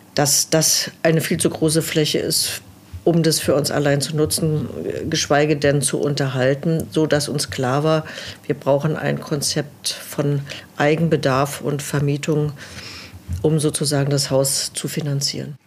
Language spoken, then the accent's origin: German; Berlin, Germany; moved away as an adult; now in Below, Germany; als gebürtige Berlinerin